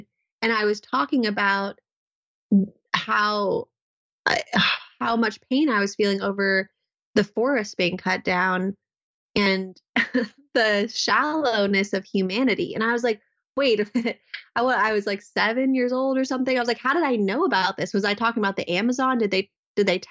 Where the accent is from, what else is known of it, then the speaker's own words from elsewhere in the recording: Southern California, United States; I grew up in Southern California in a place that really wasn't so much about nature connection